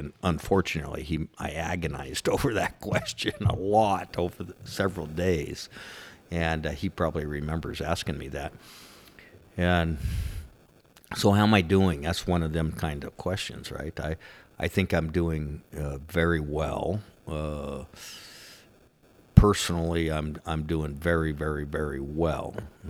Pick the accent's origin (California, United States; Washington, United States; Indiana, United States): California, United States; La Palma; also born or lived in Pomona; Oh, great. Good. I was born in Pomona, California. Grew up in La Palma, Cypress, Orange County area.